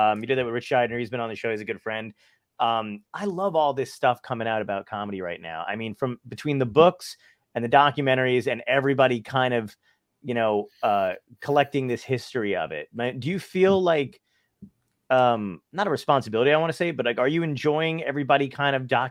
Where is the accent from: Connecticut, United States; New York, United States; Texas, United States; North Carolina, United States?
New York, United States; New York City; I grew up in Brooklyn